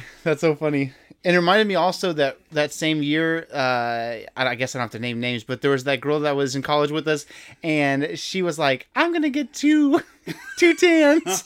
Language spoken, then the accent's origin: English; Houston, Texas, United States; we're both from Houston